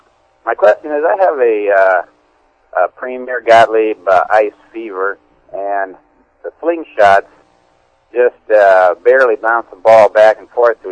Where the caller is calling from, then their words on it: Eagle River, Alaska, United States; I'm calling from Eagle River, Alaska.